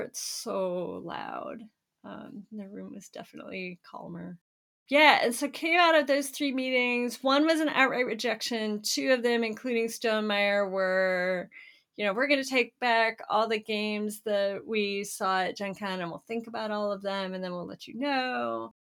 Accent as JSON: {"language": "English", "region": "Florida", "country": "United States", "tie": "born or raised there", "said": "I grew up in Florida"}